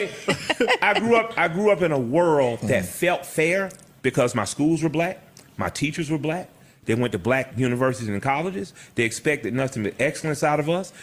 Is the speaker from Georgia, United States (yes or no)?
yes; Atlanta, Georgia, United States; I grew up in Atlanta, Georgia